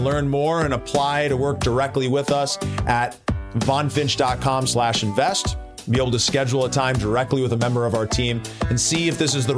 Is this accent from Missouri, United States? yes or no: no; Minneapolis, Minnesota, United States; Minneapolis, my hometown.